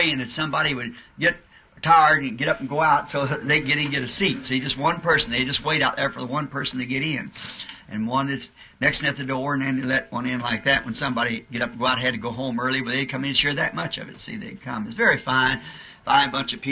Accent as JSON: {"language": "English", "country": "United States", "said": "We're not American citizens"}